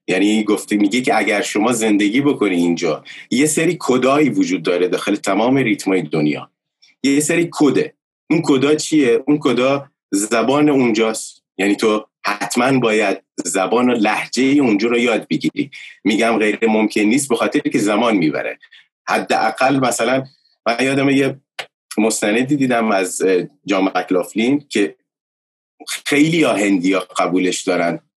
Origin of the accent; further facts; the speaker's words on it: Bushehr, Bushehr Province, Iran; که از بوشهر میام